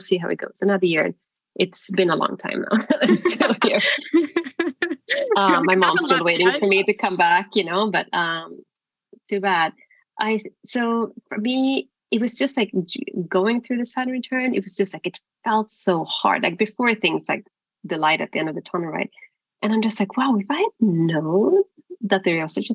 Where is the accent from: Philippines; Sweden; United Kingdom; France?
Sweden; moved away as an adult; also born or lived in Stockholm; I'm from Sweden. I was living in Stockholm at the time